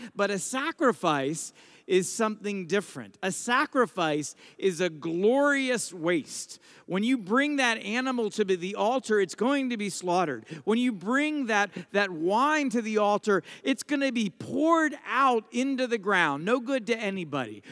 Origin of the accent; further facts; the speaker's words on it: United States; I'm an American, I'm a priest